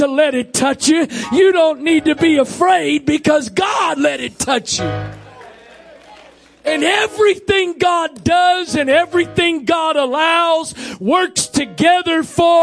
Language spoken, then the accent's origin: English; Maryland, United States; I'm born and raised in Maryland